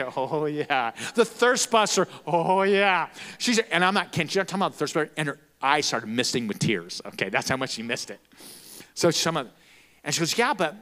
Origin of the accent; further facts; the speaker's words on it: Florence, Arizona, United States; also born or lived in Casa Grande, Arizona / Tucson, Arizona; I'm from Florence. I graduated from there. I'm a Florence Gopher.